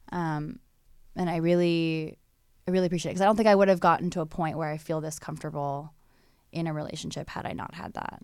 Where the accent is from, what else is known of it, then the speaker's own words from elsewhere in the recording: Hawaii, United States; moved away; I'm from Hawaii